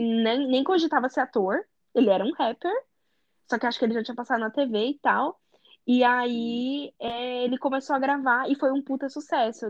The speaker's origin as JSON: {"language": "Portuguese", "country": "Brazil", "also_born_or_lived": "Europe", "moved": "yes", "said": "eu sou do Brasil"}